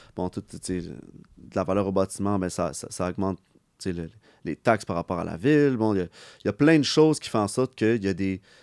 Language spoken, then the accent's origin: French; Montreal, Quebec, Canada; on vient de Montréal. Moi, je suis très, moi, je suis fier de, venir d'ici